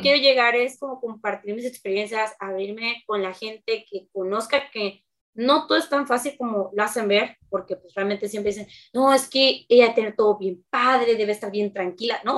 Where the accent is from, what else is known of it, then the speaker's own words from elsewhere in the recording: Veracruz, Mexico; tengo 24 años, soy de Veracruz